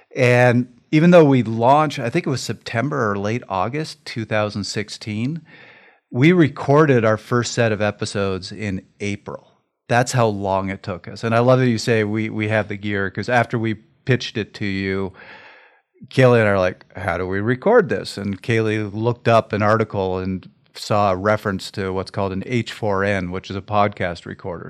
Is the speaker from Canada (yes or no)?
yes; Canada; being Canadian